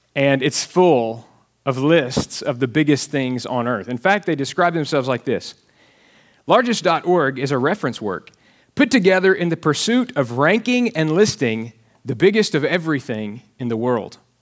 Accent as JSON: {"language": "English", "region": "Alabama", "country": "United States", "tie": "born or raised there", "moved": "yes", "lives_now": "Texas, United States", "said": "I am from Alabama and, uh, grew up wearing shoes and reading and things like that."}